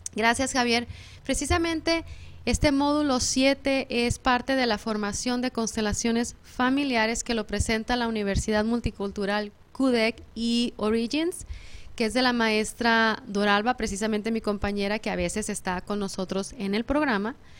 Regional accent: Mexico; moved away; yo que soy mexicana en México

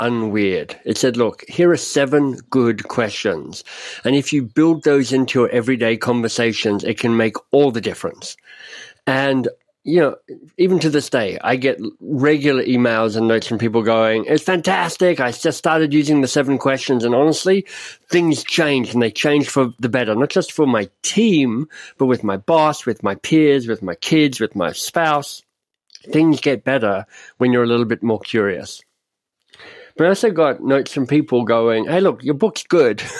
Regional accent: Australia; moved away as an adult; also born or lived in Oxford, United Kingdom; now in Canada; I'm Australian, left Australia almost 30 years ago to be a Rhodes Scholar at Oxford

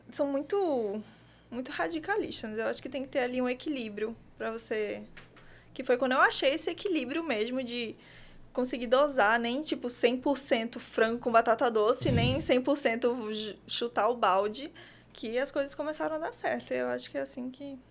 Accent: Paraná, Brazil; accent: mixed Paraíba and southern; also born or lived in Paraíba; now in João Pessoa, Brazil; Eu nasci aqui, na Paraíba, mas morei boa parte da minha vida no sul, por isso esse sotaque meio misturado de Paraíba com com o Sul. A família da minha mãe é de lá, então eu me mudei muito cedo para lá, com 10 anos. Me mudei para o Paraná

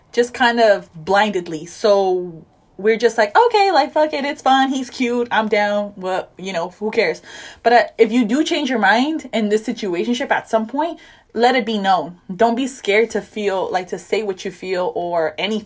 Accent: Hawthorne, California, United States; we're from Hawthorne

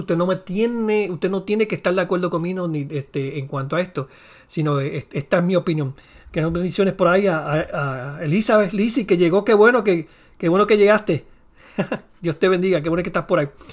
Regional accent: Puerto Rico; soy puertorriqueño

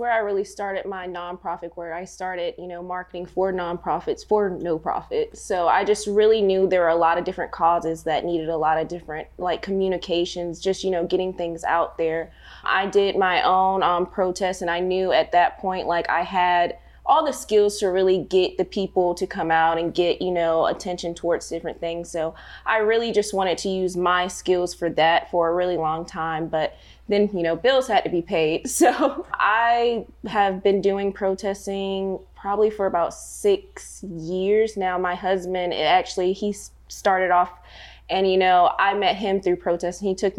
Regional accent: Fort Benning, Georgia, United States; I am a transplant. Both of my parents were in the military, but they decided to retire here. I have 5 brothers and 2 sisters, and they just all decided to keep us here at Fort Benning, Georgia.

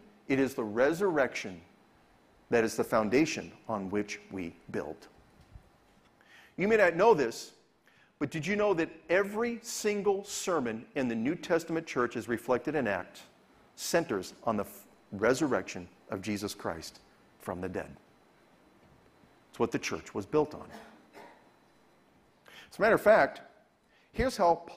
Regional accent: Southern California, United States; also born or lived in Venice, California; As somebody who's born and raised in California and grew up in Southern California

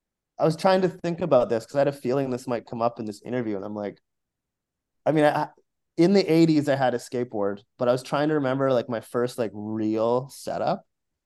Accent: Abbotsford, British Columbia, Canada; moved away as an adult; now in Vancouver, Canada; I grew up in Abbotsford, which is a suburb

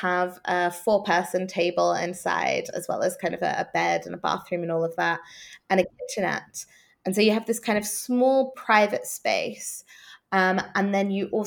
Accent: Norwich, East of England, United Kingdom; moved away; also born or lived in Amsterdam / Kuala Lumpur / Melbourne; here in Norwich, my hometown in the UK

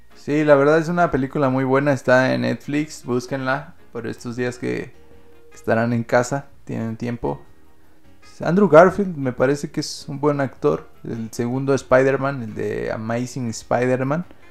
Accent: Mexico; en este país

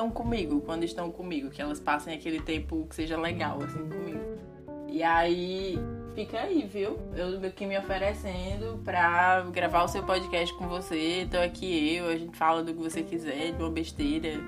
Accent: Ceará, Brazil; moved away as an adult

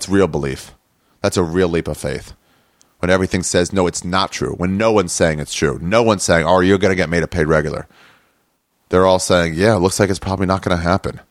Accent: Maryland, United States; now in Los Angeles, United States; I'm from Maryland

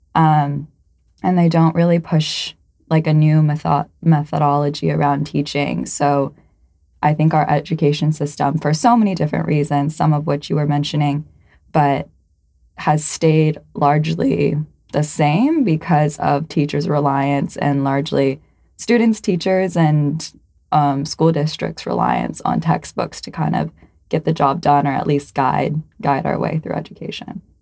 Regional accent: United States

